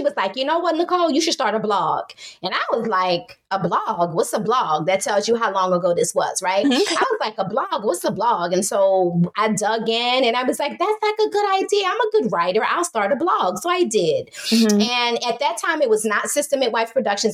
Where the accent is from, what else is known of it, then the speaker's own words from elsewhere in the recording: New Orleans, Louisiana, United States; I hail from the great city of New Orleans, Louisiana